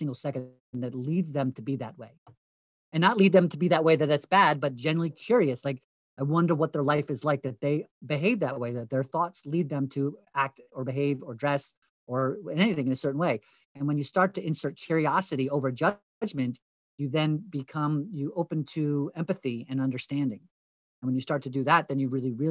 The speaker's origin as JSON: {"language": "English", "area": "Hunterdon County", "region": "New Jersey", "country": "United States", "tie": "born or raised there", "said": "where I grew up in Hunterdon County, New Jersey"}